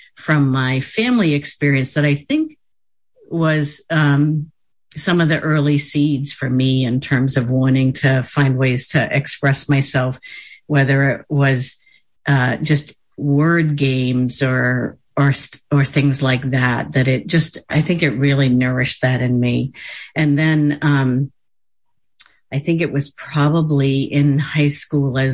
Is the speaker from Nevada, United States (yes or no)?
no; Bangor, Maine, United States; I grew up in the Bangor area in Penobscot territory